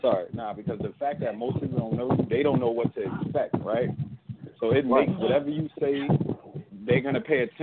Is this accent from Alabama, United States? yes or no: yes; Union Springs, Alabama, United States; moved away; I'm from Union Springs, man. I'm right outside Montgomery.